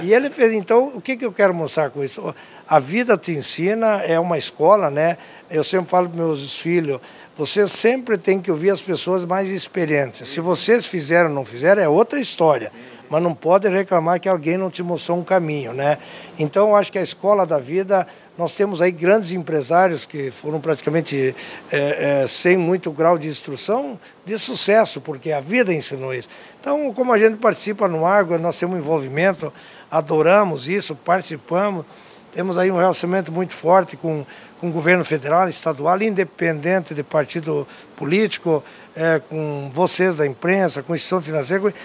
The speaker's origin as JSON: {"language": "Portuguese", "town": "Tapera", "region": "Rio Grande do Sul", "country": "Brazil", "tie": "born or raised there", "also_born_or_lived": "Não-Me-Toque / Porto Alegre", "said": "eu nasci na cidade de Tapera, aqui a 20 quilômetros de Não Metorque, é, lá no interior, meu pai é agricultor"}